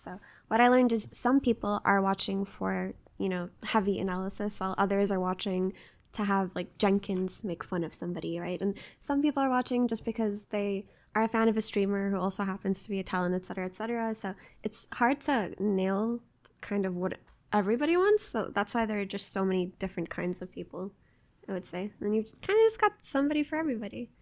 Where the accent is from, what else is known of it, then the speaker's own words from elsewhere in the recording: Jordan; moved away; also born or lived in United States; I grew up in Jordan